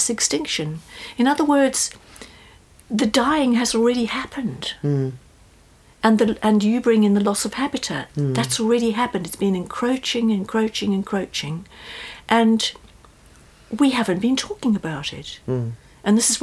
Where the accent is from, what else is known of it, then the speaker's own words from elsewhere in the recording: South Africa; moved away; I come from South Africa originally